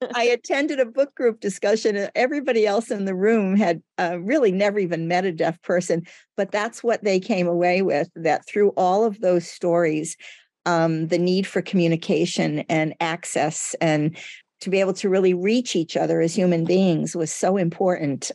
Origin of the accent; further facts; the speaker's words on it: United States; first language Portuguese; English is a second language; as I grew up in the United States